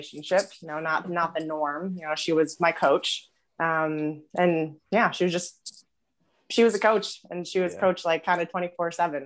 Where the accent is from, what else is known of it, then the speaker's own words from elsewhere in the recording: New Windsor, New York, United States; moved away; I grew up in New York, actually. New Windsor, New York. So upstate New York, right above the city